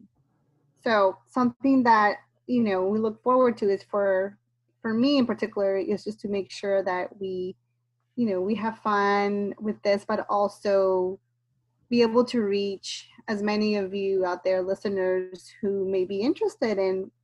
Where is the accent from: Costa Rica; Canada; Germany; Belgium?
Costa Rica; moved away as an adult; now in Charlottesville, United States; I'm originally from Costa Rica, and then I moved here to go to school when I was 18 and decided to stay.